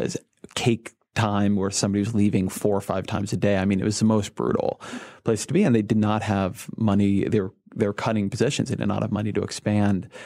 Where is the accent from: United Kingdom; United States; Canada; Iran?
United States; Irvine, California; moved away; growing up in Irvine